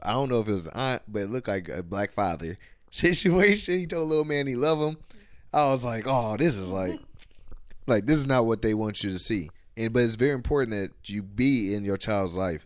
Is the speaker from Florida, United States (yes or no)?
no; Ohio, United States; we from Ohio. I'm from Ohio